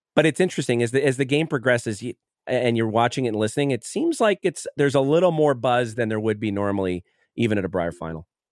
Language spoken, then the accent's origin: English; Manitoba, Canada; a junior and a kid growing up in Manitoba